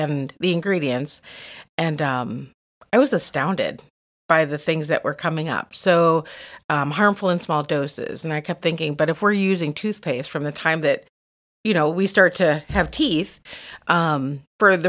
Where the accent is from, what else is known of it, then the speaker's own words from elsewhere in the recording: Madison, Wisconsin, United States; My family has actually been in Madison for five generations, from my grandpa all the way to my grandchildren